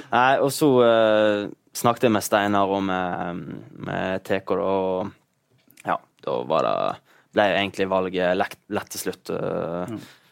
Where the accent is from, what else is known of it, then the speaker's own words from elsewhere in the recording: Bergen area, Vestland, Norway; fjorden der jeg er fra.